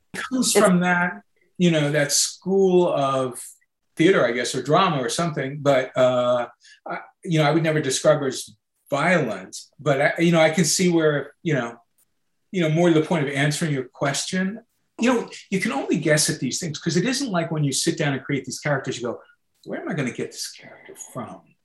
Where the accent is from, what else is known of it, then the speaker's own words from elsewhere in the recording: Long Island, New York, United States; I grew up on Long Island